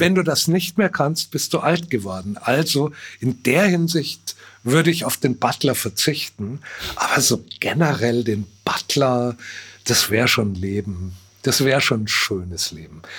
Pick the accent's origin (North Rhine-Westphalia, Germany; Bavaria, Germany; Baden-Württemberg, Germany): Bavaria, Germany; als Bayer, als Bauer, als bornierter Provinzler